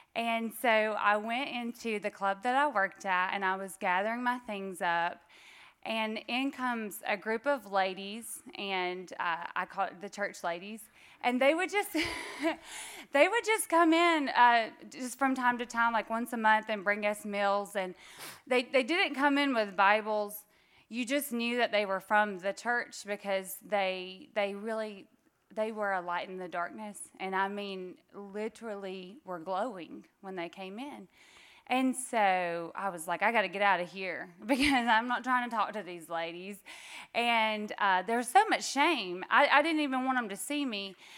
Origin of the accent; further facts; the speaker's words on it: Northwest Georgia, United States; I'm from Georgia, I'm from Northwest Georgia